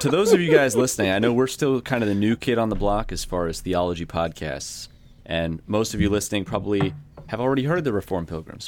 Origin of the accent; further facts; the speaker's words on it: New York, United States; I'm from New York